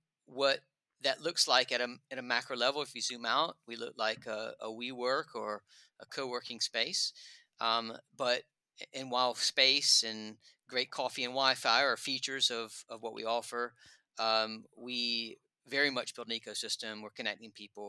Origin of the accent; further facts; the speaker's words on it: United States; moved away as an adult; now in London, United Kingdom; I'm still an American in my soul